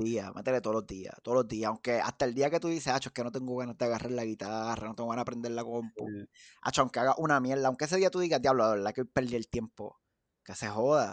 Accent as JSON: {"language": "Spanish", "town": "Bayamón", "country": "Puerto Rico", "tie": "born or raised there", "also_born_or_lived": "Dorado, Puerto Rico", "moved": "as an adult", "lives_now": "United States", "said": "me crié en Bayamón. Toda mi vida estudié en Bayamón"}